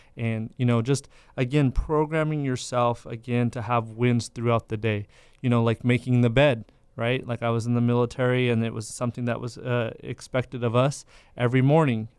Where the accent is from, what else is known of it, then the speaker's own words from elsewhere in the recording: Madera, California, United States; I'm from Madera